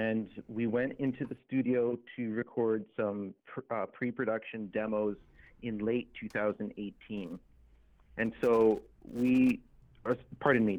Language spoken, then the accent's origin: English; Prince Albert, Saskatchewan, Canada; now in Edmonton, Canada; I'm a Métis individual from Treaty 6 territory. I was born in Prince Albert, Saskatchewan, and I now make my home in Edmonton, Alberta.